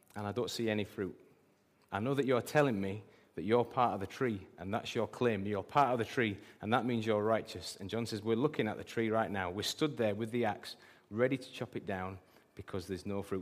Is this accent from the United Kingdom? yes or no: yes; England, United Kingdom; I'm British and proud